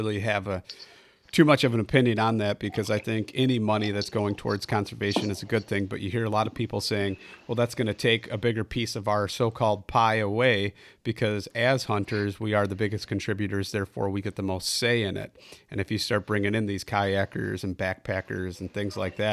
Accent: Illinois, United States; I'm from Illinois

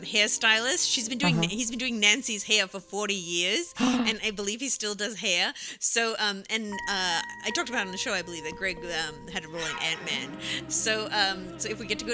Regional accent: Australia; moved away; I'm Australian

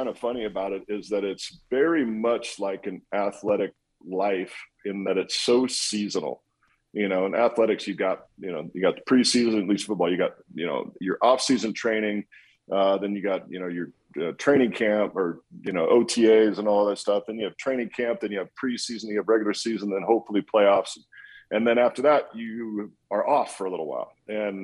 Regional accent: Walla Walla, Washington, United States; moved away as an adult; also born or lived in Boston; from Walla Walla, from my hometown

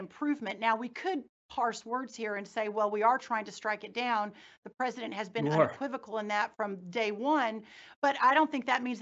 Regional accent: Texas, United States; growing up in Texas, living in Texas

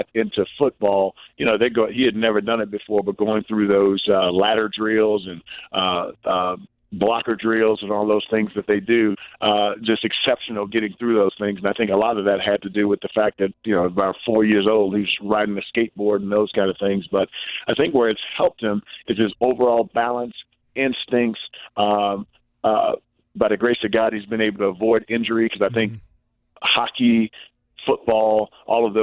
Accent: East St. Louis, Illinois, United States; moved away as an adult; growing up in the projects

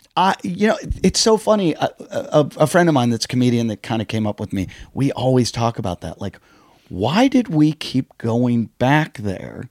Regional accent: Pittsburgh, Pennsylvania, United States; I grew up in Pittsburgh, in this little suburb of Pittsburgh

